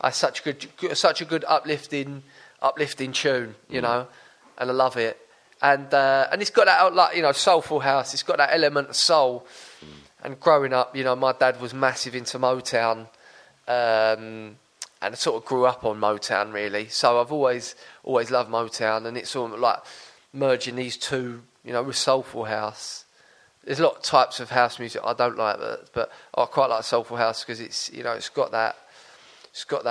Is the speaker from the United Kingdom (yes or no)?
yes; Brentwood, East of England, United Kingdom; I'm from Brentwood